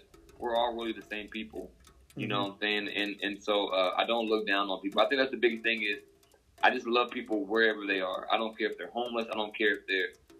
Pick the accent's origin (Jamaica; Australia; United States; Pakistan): United States; Joplin, Missouri; from my hometown, Joplin, here in Joplin.